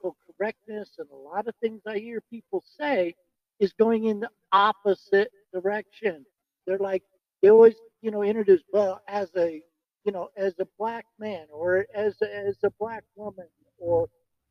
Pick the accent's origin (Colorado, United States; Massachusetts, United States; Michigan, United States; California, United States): Colorado, United States; moved away as an adult; also born or lived in North Carolina; I grew up in Colorado